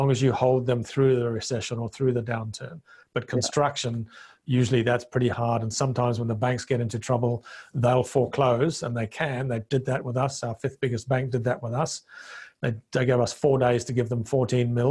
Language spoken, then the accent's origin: English; Zimbabwe; first language Bemba; English is a second language; moved away as an adult; also born or lived in Zambia; now in Australia; I came from Rhodesia, which was the breadbasket of Africa.